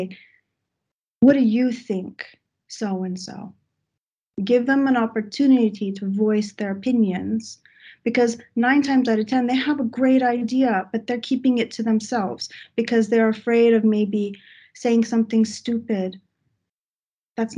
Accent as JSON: {"language": "English", "region": "Texas", "country": "United States", "moved": "yes", "lives_now": "Sweden", "said": "I come from Texas, so this is a big jump going to Sweden"}